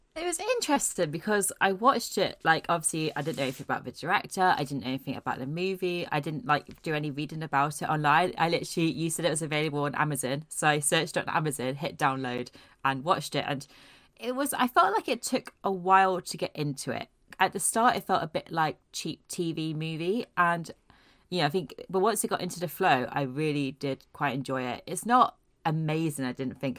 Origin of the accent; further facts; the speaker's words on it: Aberdeen, Scotland, United Kingdom; I was born and bred in Scotland